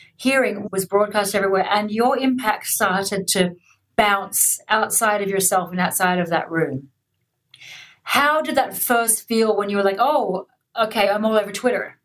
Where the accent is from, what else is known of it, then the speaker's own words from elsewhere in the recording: Australia; I'm Australian